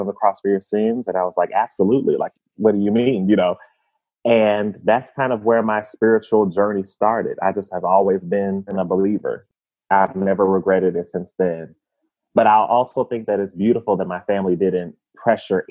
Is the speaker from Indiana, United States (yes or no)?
yes; Indianapolis, Indiana, United States; So I was born and raised in Indianapolis, Indiana, but my family's from the South.